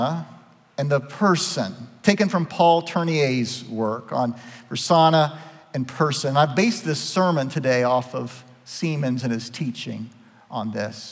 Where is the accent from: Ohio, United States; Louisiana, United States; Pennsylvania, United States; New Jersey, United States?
Ohio, United States; Southeast; accent: twang; I'm from Southeast Ohio. I have a little bit of that twang.